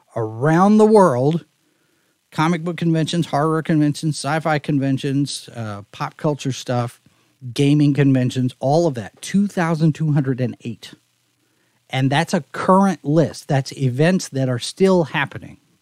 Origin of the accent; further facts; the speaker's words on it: Texas, United States; moved away; I'm from Texas